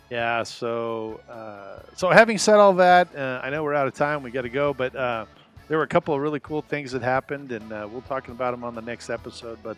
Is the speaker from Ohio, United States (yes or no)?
no; Arizona, United States; from Arizona.